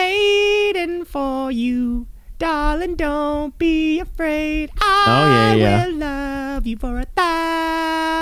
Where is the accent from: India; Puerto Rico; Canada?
Canada; I'm Canadian